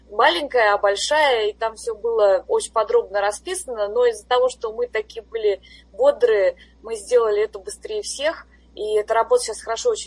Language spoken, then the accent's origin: Russian; Russia; moved away as an adult; когда я приехала из России сюда, вот как раз на должность профессора, тогда еще ассист профессора, а, я никогда не разрывала так особо связи с Россией